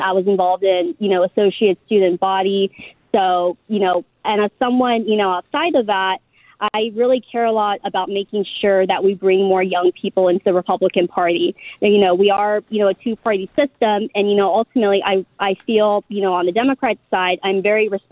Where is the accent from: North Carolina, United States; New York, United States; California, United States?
California, United States; San Diego; I grew up in San Diego and I also went to public schools and university here.